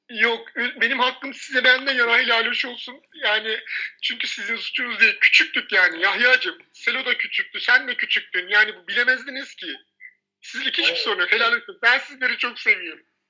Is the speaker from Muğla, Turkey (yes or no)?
no; Istanbul, Turkey; also born or lived in a village (unnamed); köyde büyüdüm. Babam annem ilgilenmezdi. Daha sonra biz İstanbul Ataşehir'e taşındık.